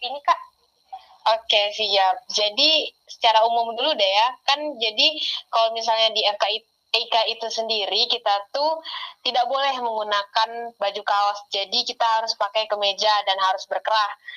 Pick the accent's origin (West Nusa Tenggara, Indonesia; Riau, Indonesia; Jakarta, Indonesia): Riau, Indonesia; moved away as an adult; now in Jambi, Indonesia; aku juga, eh, dari Provinsi Riau